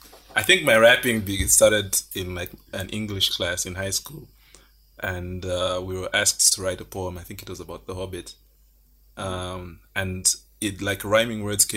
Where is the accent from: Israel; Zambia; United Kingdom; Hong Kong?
Zambia; Kasama, Northern Province; I grew up in Kasama.